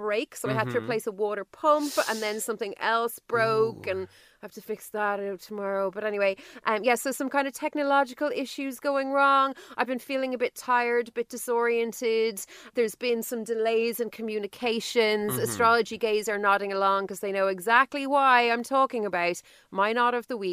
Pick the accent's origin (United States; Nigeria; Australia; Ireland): Ireland; Dublin, Leinster; I'm from Dublin.